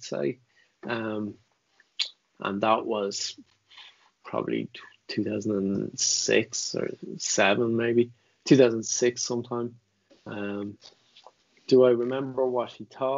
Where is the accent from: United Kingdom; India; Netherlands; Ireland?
Ireland